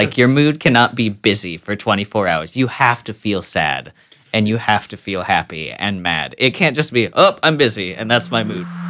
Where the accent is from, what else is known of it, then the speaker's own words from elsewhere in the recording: Midwest, United States; I'm born and raised in the Midwest